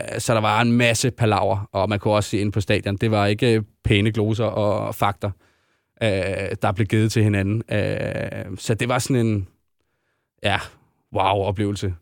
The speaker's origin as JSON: {"language": "Danish", "country": "Denmark", "said": "vi er danskere"}